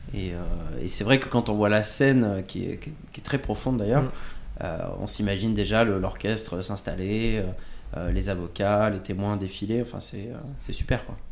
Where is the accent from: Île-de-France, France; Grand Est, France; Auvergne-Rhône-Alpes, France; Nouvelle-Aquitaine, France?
Nouvelle-Aquitaine, France; Bordeaux; moved away; also born or lived in Poitiers; je viens de Bordeaux, par exemple, et après, je suis, euh, je suis passé par Poitiers